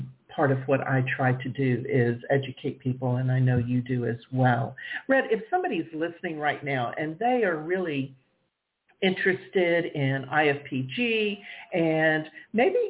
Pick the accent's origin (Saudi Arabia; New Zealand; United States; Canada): United States; the South; I'm from the South